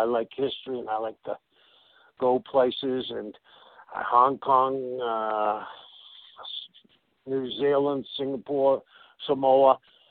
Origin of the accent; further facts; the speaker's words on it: Boston, Massachusetts, United States; I am an Irish Catholic from South Boston